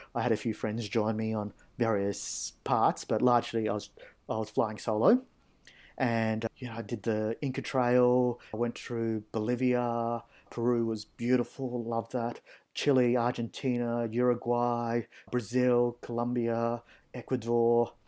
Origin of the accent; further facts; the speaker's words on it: Australia; Aussie lifeguards, uh, we've probably got a pretty good reputation